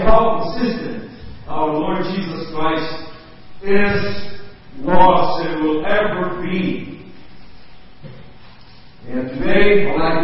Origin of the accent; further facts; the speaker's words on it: Brazil; English is a second language; I grew up in Brazil, born in Brazil